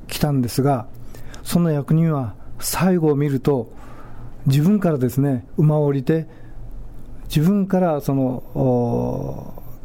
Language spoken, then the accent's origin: Japanese; Amagi, Kagoshima, Japan; 私も天城の岡前の出身なんですが